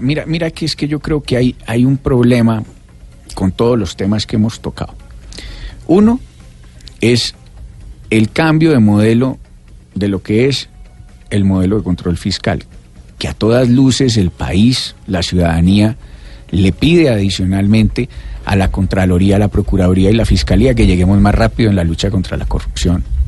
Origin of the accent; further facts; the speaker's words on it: Pereira, Risaralda, Colombia; Pereira, de donde yo vengo